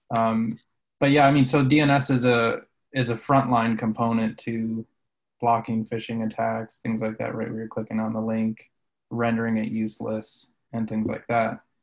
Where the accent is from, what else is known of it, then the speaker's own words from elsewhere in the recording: Colorado, United States; I grew up in Colorado